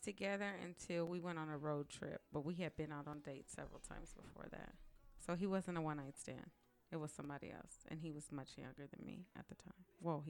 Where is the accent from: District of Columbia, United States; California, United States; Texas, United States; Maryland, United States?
California, United States; San Diego; Okay. Oh, I'm from San Diego.